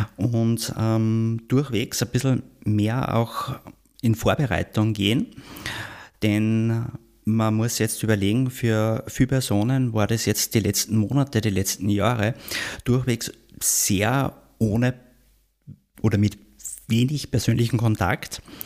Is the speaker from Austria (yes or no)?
yes; Austria; in der Bundeshauptstadt bei uns in Wien